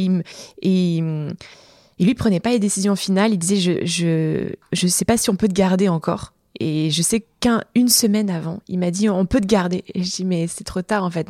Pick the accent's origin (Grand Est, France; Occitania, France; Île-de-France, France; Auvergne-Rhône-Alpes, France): Occitania, France; Montpellier; moved away as an adult; now in Lyon, France; je suis originaire de Montpellier à la base. Tu vois, j'ai même l'accent qui revient quand je dis Montpellier